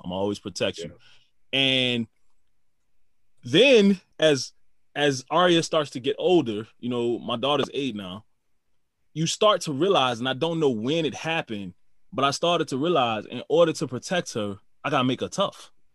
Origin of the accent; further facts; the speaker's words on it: New Orleans, Louisiana, United States; moved away; also born or lived in Houston; we grew up in New Orleans.